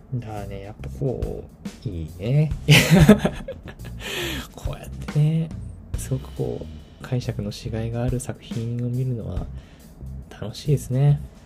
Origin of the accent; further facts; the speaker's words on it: Tokyo, Japan; moved away as an adult; now in Kyoto, Japan; 私東京出身東京育ち